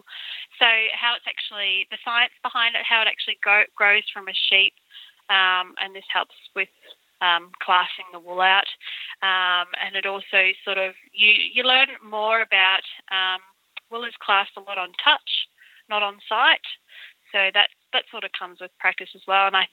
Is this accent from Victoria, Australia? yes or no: no; Brisbane, Queensland, Australia; moved away; I grew up in Brisbane